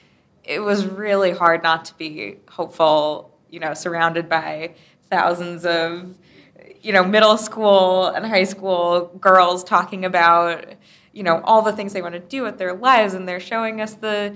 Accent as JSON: {"language": "English", "region": "Wisconsin", "country": "United States", "tie": "born or raised there", "said": "my home state of Wisconsin"}